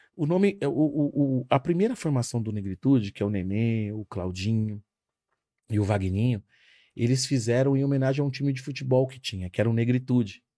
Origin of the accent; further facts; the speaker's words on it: Carapicuíba, São Paulo, Brazil; a gente cresceu numa Coab. A Coab, seguramente a Coab de Carapicuíba